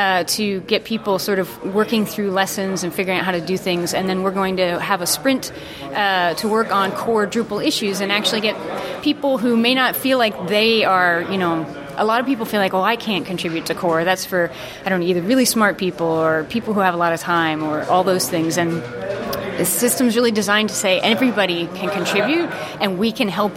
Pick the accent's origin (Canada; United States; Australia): United States; now in Denmark; I'm an American, but I live in Denmark